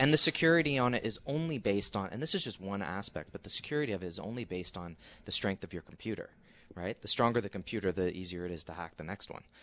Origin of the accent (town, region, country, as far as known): Canada